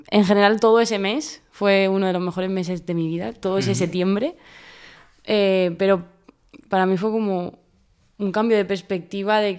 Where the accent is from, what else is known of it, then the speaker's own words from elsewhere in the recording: El Prat de Llobregat, Catalonia, Spain; Sí, yo soy de aquí de toda